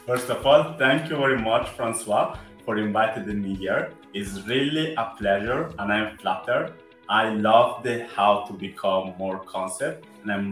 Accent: Italy; accent: Italian; English is a second language; I'm Afro Italian, as you might say from my accent

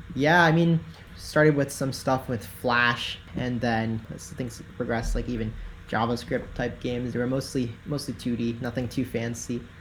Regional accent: Tennessee, United States; now in San Francisco, United States; I'm from Tennessee, so I'm from from the southeast.

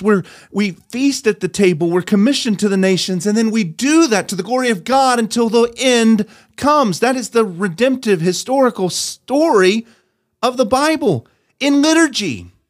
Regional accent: North Carolina, United States; I grew up in North Carolina

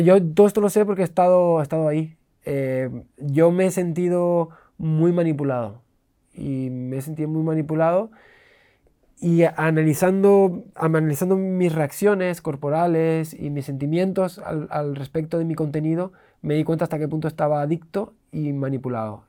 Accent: Canary Islands, Spain; moved away; also born or lived in Switzerland / England; yo me crié en las, Islas Canarias

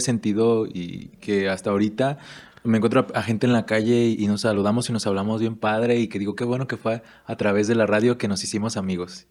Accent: Erongarícuaro, Michoacán, Mexico; also born or lived in Guadalajara, Jalisco; yo de verdad me siento afortunado de haber nacido y crecido aquí en Eronga

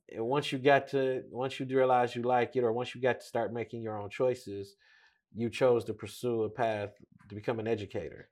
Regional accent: Detroit, Michigan, United States; we've known and grew up in the same neighborhood.

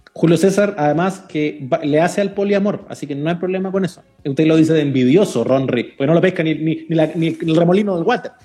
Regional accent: Chile; un país chico como el nuestro

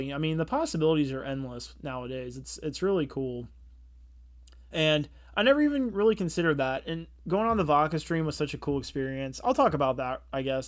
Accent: Cincinnati, Ohio, United States; we're from Cincinnati, Ohio

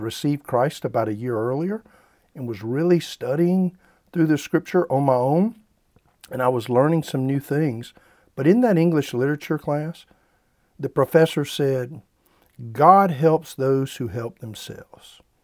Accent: South Carolina, United States; I grew up in the Bible Belt there in South Carolina

